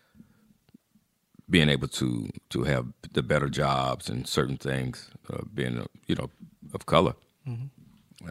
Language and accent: English; Charlotte, North Carolina, United States; moved away as an adult; also born or lived in Harlem, New York / Englewood, New Jersey / Teaneck, New Jersey; I'm from Charlotte, North Carolina, born and raised here, and I call this home.